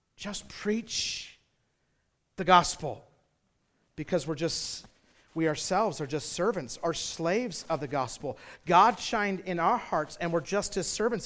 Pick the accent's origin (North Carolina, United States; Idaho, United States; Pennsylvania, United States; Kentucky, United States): Idaho, United States; Twin Falls; I grew up in Twin Falls, Idaho